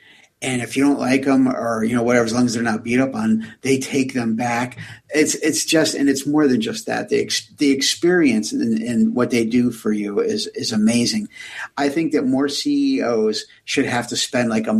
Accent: United States; as an American

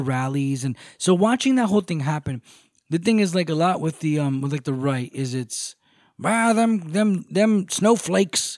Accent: United States; I was born in America

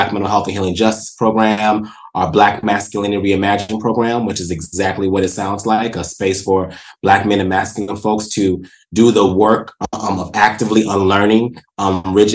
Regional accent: the South, United States; I am a Southerner

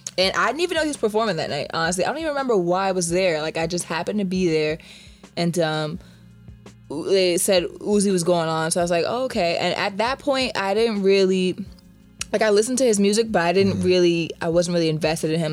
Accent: Jamaica; I'm Caribbean, I'm Jamaican.

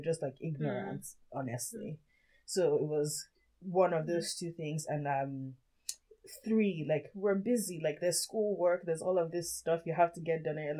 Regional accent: Nigeria; now in United States; I grew up in Nigeria

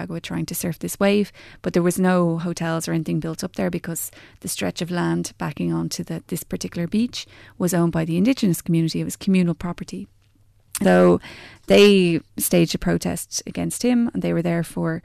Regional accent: County Wicklow, Ireland; also born or lived in Maynooth / Dublin; I'm from County Wicklow, and I grew up there

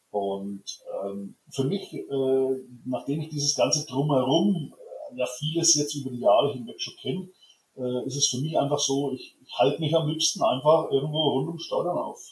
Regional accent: Germany; ich bin aus Deutschland

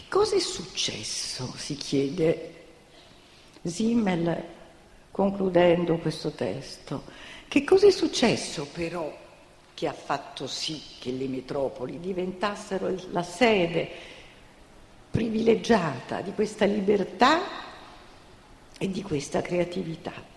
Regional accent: Naples, Campania, Italy; also born or lived in New York; io sono napoletana di origine

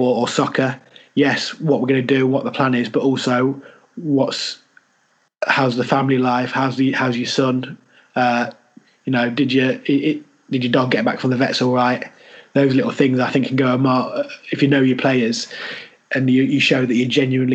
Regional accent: Leicester, East Midlands, United Kingdom; accent: Leicester; moved away as an adult

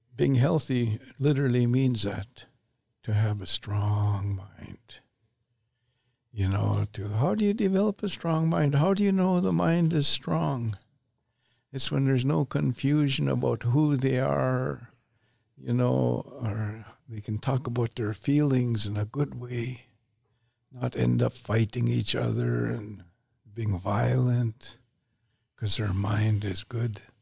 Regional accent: Canada; have the same nation, same nationality. We're Canadian.

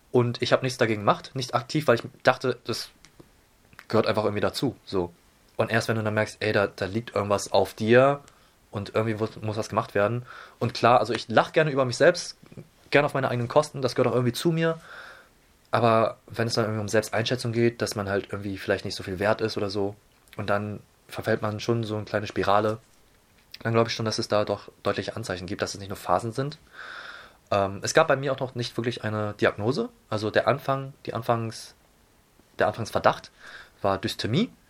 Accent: Hamburg, Germany; Ich bin äh, Asiate, meine Eltern kommen aus Taiwan, bin aber geborener und gebürtiger Hamburger. Das heißt, bin schön in Hamburg äh, in unserer vielfältigen Stadt

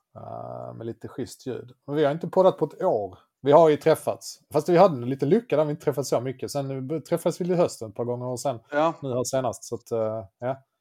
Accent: Löddeköpinge, Skåne, Sweden; jag kommer från eh, Löddeköpinge

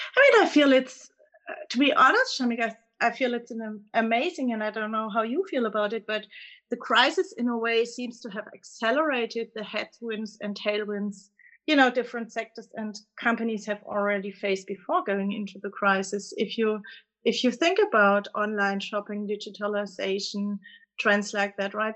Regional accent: Germany; accent: German; English is a second language; you can clearly tell from my accent that I'm coming from Germany

